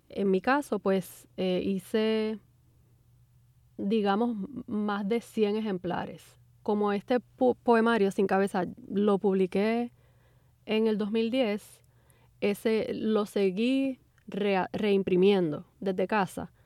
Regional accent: Puerto Rico; moved away; mi experiencia como puertorriqueña migrante

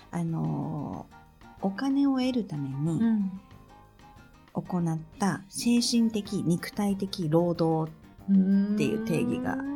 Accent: Shizuoka, Japan; moved away; うちも静岡なの

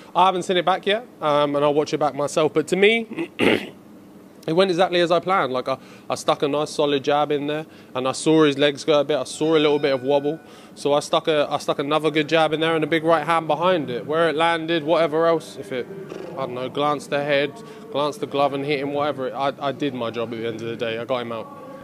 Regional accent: Ipswich, East of England, United Kingdom; we're from Ipswich, East Anglia

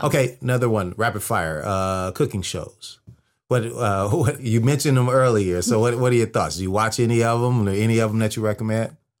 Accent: Bay Area, Northern California, United States; moved away; I'm from the Bay Area. I'm from Northern California

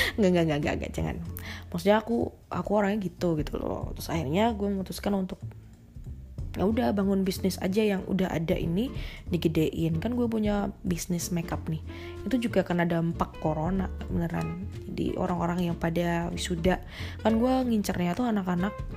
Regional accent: Surakarta, Central Java, Indonesia; dari kecil gua emang digedein tuh di kota Solo. Sampai gua gede, gua nggak, nggak merantau kemana-mana

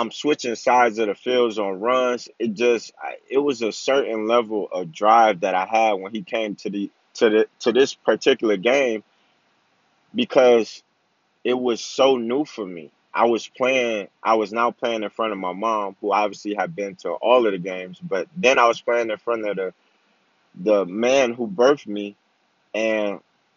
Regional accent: Flint, Michigan, United States; I played football, basketball, and baseball growing up in Flint, Michigan

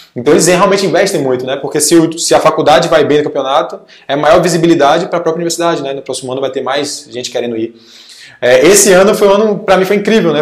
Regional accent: Salvador, Bahia, Brazil; sou de Salvador, Bahia

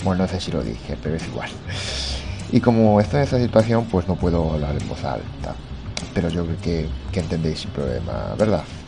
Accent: Japan; como buen japonés que soy

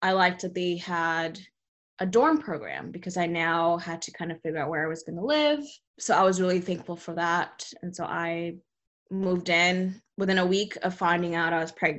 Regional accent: California, United States; moved away as an adult; also born or lived in Texas; I grew up mostly in California.

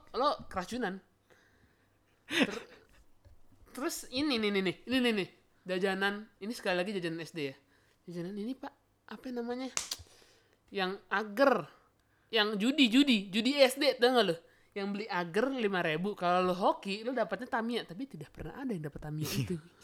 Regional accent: Bandung, West Java, Indonesia; moved away; gua orang Bandung

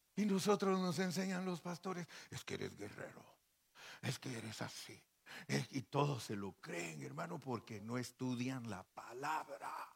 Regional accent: Guatemala; moved away; also born or lived in Mexico; allá en Guatemala, donde yo nací

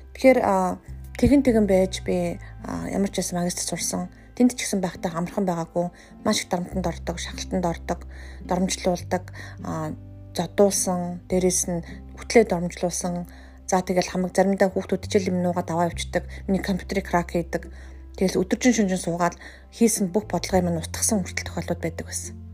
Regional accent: Mongolia; moved away as an adult; also born or lived in South Korea

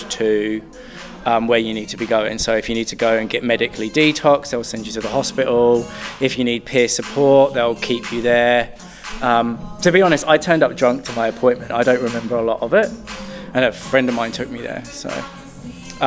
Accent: United Kingdom; moved away as an adult; now in New Zealand; I'm not from New Zealand, I'm from the UK.

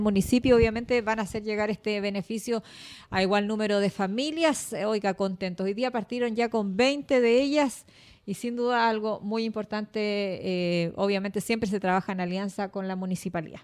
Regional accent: Chile; Nosotros los chilenos

